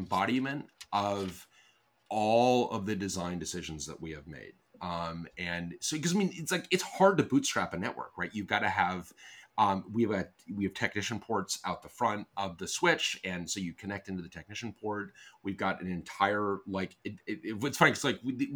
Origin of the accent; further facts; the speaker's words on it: Colorado, United States; moved away; I grew up in Colorado